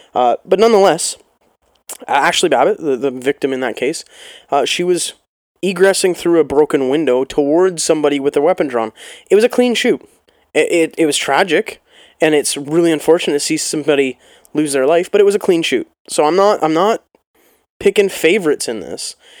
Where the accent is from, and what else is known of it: Canada